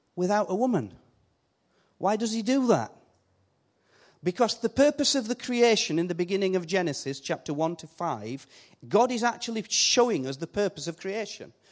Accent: Yorkshire and the Humber, United Kingdom; accent: Yorkshire; I keep my Yorkshire accent

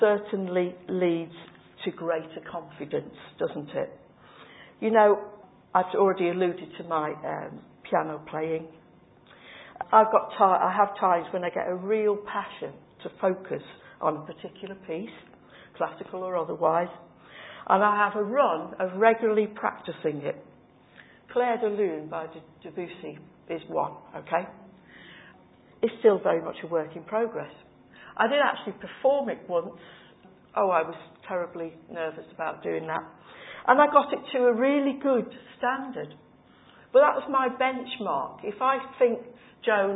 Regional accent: Cheshire, North West England, United Kingdom; moved away; I come from Cheshire

